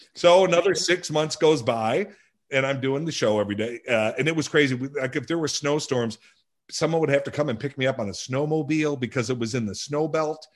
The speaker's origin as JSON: {"language": "English", "town": "Lansing", "region": "Illinois", "country": "United States", "tie": "born or raised there", "also_born_or_lived": "Blue Island, Illinois", "said": "I was raised in a little town called Lansing, Illinois"}